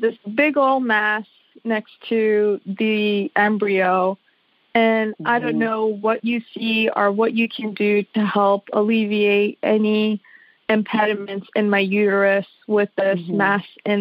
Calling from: Gaithersburg, Maryland, United States; I'm calling from Gaithersburg, Maryland.

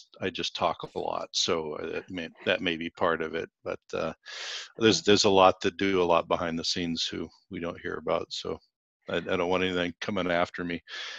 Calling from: Seattle, Washington, United States; So I am in Seattle, Washington. My clinic is in Seattle

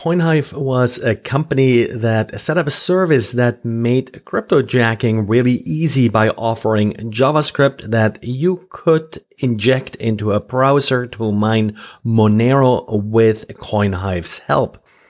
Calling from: Jacksonville, Florida, United States; today I'm recording from Jacksonville, Florida.

